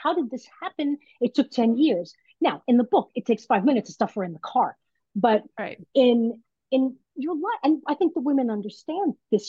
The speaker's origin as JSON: {"language": "English", "town": "Brooklyn", "region": "New York", "country": "United States", "said": "You know, what's funny is I'm Italian and I'm from Brooklyn, so I know lots of people."}